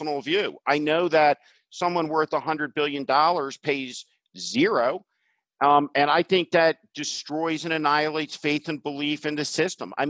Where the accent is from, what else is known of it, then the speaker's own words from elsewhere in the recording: New Jersey, United States; I grew up in New Jersey.